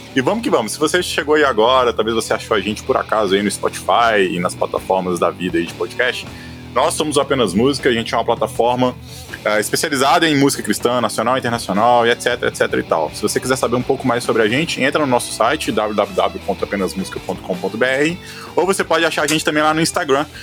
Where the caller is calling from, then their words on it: Belo Horizonte, Minas Gerais, Brazil; eu falo de Belo Horizonte